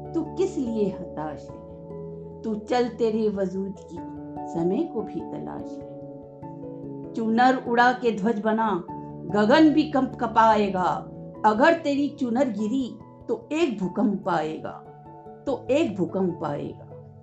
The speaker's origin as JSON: {"language": "Hindi", "town": "Jaipur", "region": "Rajasthan", "country": "India", "said": "जयपुर राजस्थान की निवासी हूँ"}